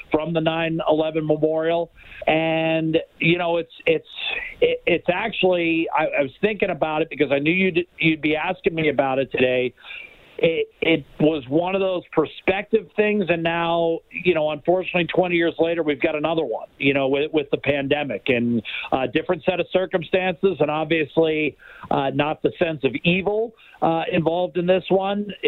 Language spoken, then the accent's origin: English; United States; definitely felt it uh, in more ways than one as an American.